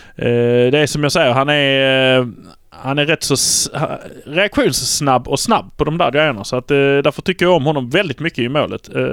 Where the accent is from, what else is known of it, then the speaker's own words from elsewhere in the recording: Malmö, Skåne, Sweden; vi är från Malmö